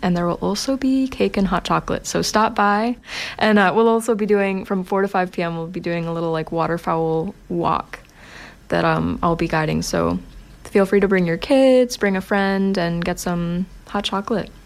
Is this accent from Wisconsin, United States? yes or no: no; Maine, United States; moved away as an adult; now in Sackville, Canada; I'm not from here, I'm from Maine, uh, and I've, I came here in 2019 to study